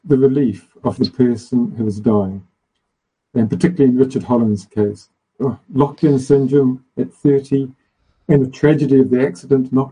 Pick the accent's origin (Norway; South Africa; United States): South Africa; my home country, South Africa